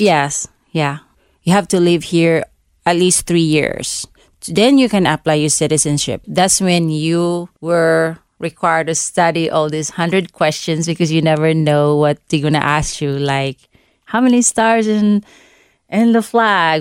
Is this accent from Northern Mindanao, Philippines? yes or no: no; Cebu, Central Visayas, Philippines; English is a second language; moved away as an adult; now in United States; I grew up in, um, this second biggest city of the Philippines called Cebu. but I live in a little village